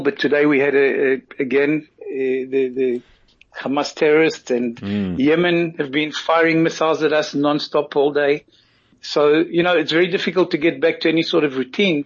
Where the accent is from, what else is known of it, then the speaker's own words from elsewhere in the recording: South Africa; now in Israel; being a South African born avid rugby fan